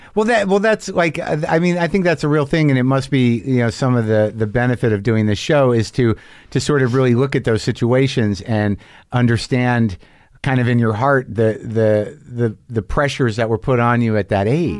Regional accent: Southwest, United States; moved away; also born or lived in Boston; I grew up in the Southwest

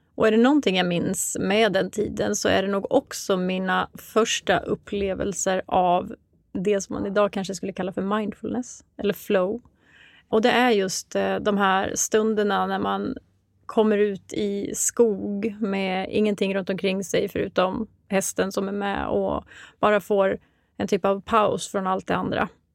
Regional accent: Mora, Dalarna County, Sweden; moved away as an adult; also born or lived in Uppsala; now in Stockholm, Sweden; Jag kommer ursprungligen ifrån Mora i Dalarna

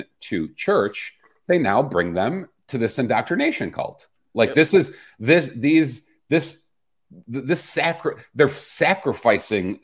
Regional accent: Chicago, Illinois, United States; I grew up in Chicago as a little boy with black athletes on my walls

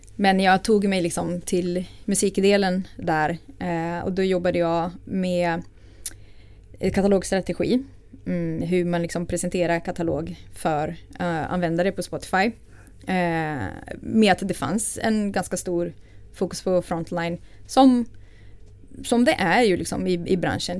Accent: Rio de Janeiro, Brazil; Swedish is a second language; moved away as an adult; now in Sweden; jag är född i Brasilien, eh, från Rio. Eh, och jag är uppvuxen i en medelklassfamilj

